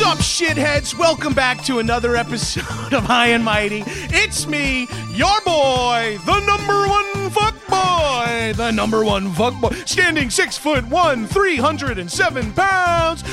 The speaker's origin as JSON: {"language": "English", "area": "Long Island", "region": "New York", "country": "United States", "said": "I'm from Long Island"}